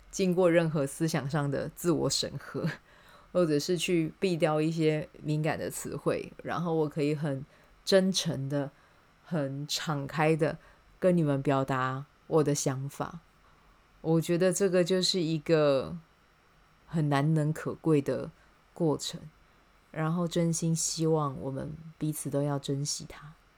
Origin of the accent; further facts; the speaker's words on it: Taiwan; 我自己可以有这个机会生在这片土地上